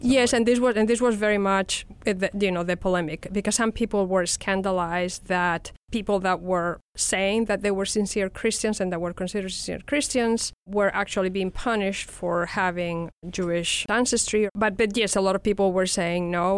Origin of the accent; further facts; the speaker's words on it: Madrid, Community of Madrid, Spain; accent: Spanish; English is a second language; my accent gave me out as a Spanish citizen